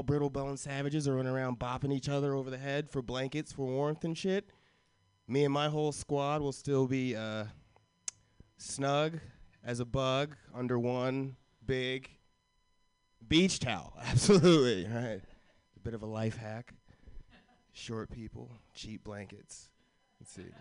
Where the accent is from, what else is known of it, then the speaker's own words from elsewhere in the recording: Florida, United States; I grew up in Florida